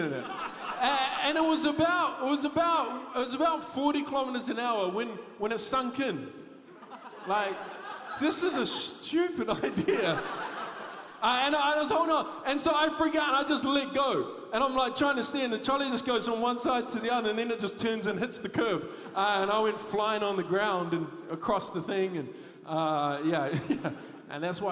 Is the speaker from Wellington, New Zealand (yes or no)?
no; Thames, Waikato, New Zealand; I grew up in Thames